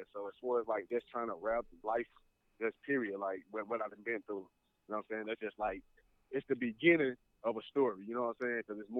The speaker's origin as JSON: {"language": "English", "town": "St. Louis", "region": "Missouri", "country": "United States", "tie": "born or raised there", "said": "growing up in St. Louis, I mean, it's rough."}